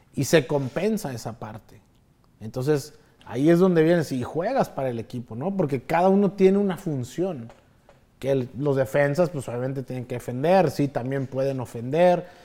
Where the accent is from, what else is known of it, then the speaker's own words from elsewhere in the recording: Mexico; also born or lived in Chicago; somos los mexicanos